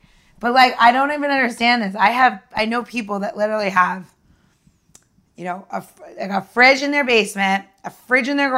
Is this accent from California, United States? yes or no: no; New York, United States; I'm from New York